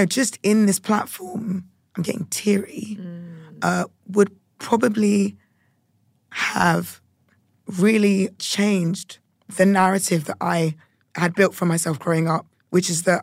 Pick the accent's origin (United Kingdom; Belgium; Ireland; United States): United Kingdom; being a Brit and being Ghanaian